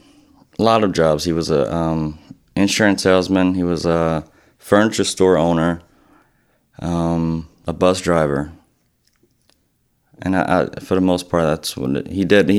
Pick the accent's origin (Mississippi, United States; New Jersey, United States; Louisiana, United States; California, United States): Louisiana, United States; Eunice; now in Lafayette, United States; I grew up in Eunice, Louisiana, and now live in Lafayette, Louisiana. I was born in 1982. I just turned 33 in July. And I come from a musical family.